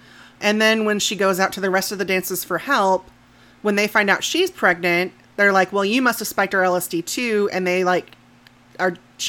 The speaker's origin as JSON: {"language": "English", "region": "Midwest", "country": "United States", "said": "I'm from the Midwest"}